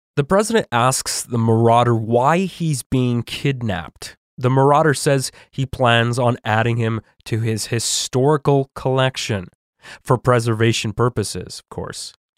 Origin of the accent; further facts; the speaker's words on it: Canada; a Canadian who has traveled to the U S